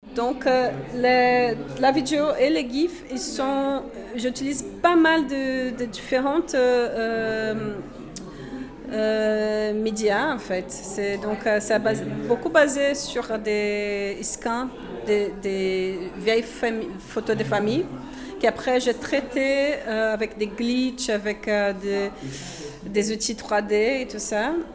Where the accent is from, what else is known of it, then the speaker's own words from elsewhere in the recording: Brazil; French is a second language; moved away as an adult; now in Brussels, Belgium; je suis brésilienne. Pardon déjà pour euh, l'accent